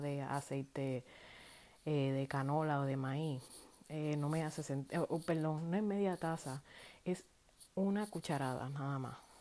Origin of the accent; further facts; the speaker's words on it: Puerto Rico; yo llevo en la sangre como puertorriqueña